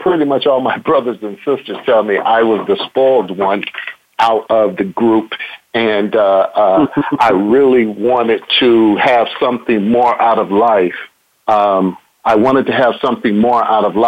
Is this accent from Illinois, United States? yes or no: yes; Chicago, Illinois, United States; moved away as an adult; now in Texas, United States; I grew up in Chicago on the South Side